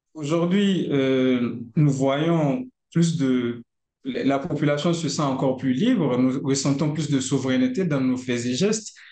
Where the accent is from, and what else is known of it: Niger